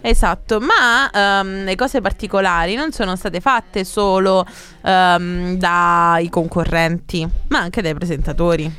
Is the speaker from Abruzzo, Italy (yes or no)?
no; Mussomeli, Sicily, Italy; ho ventiquattro anni, vengo da Mussomeli